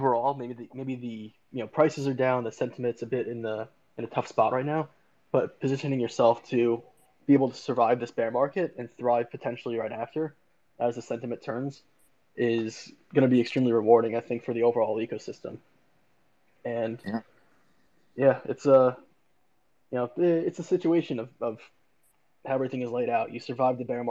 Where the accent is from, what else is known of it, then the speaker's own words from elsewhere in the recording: New Jersey, United States; I'm from New Jersey